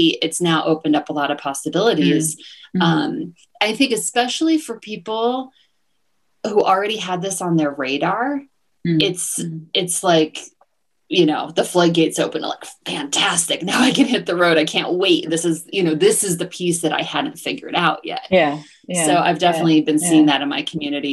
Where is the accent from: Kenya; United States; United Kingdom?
United States; New Jersey; moved away as an adult; also born or lived in Washington, D.C. / Southeast Asia; now in Mexico; I grew up in New Jersey and went to school in Washington, D.C.